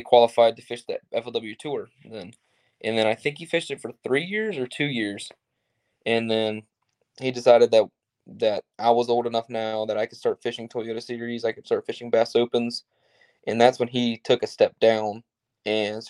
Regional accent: Myrtle Beach, South Carolina, United States; I grew up in Myrtle Beach, South Carolina, which is basically on the ocean

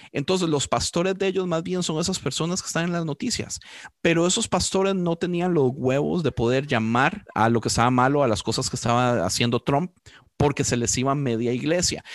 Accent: Costa Rica; yo como costarricense

